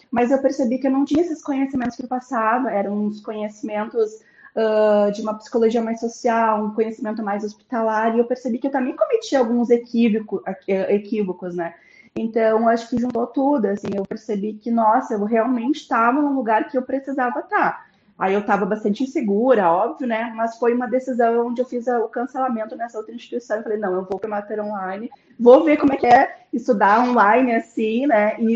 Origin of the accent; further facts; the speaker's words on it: Porto Alegre, Rio Grande do Sul, Brazil; Ah, eu sou de Porto Alegre, do Rio Grande do Sul, sou gaúcha.